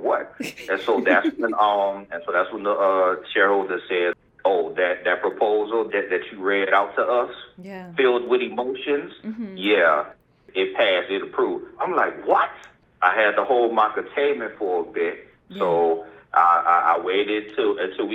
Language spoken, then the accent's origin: English; New Orleans, Louisiana, United States; from New Orleans, Louisiana, born and raised